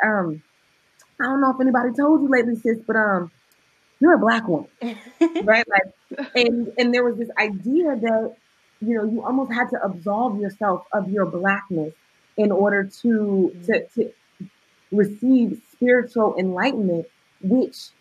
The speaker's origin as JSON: {"language": "English", "town": "Oakland", "region": "California", "country": "United States", "said": "I'm from the hood. I'm from West Oakland, California"}